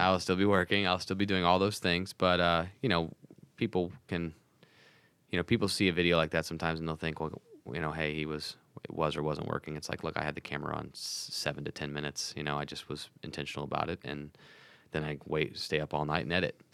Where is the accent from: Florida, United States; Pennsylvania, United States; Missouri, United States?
Missouri, United States; St. Louis; I'm from Saint Louis